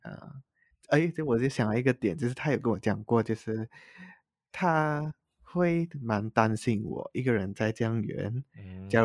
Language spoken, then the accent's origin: Chinese; Penang, Malaysia; moved away; 回去我的家乡